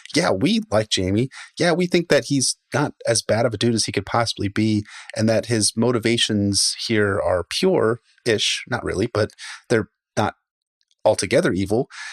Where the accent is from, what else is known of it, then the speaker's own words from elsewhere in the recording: Baltimore, Maryland, United States; I'm, I'm from Baltimore